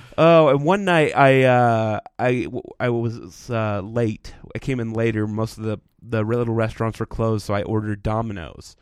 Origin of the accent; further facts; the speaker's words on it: Texas, United States; now in Utah, United States; growing up in Texas where it's flat